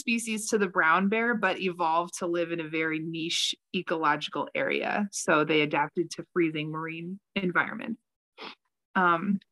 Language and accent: English; Colorado, United States; Growing up in Colorado in the 90s